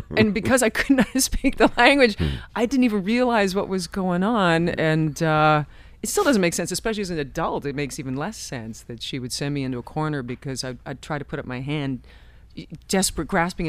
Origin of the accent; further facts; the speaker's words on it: Canada; also born or lived in Ottawa; I learned French in school. I grew up in Canada.